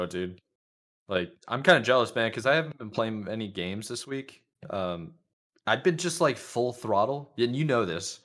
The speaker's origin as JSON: {"language": "English", "town": "Charlotte", "region": "North Carolina", "country": "United States", "tie": "born or raised there", "said": "Charlotte, and that's, like, that's in, that's my hometown"}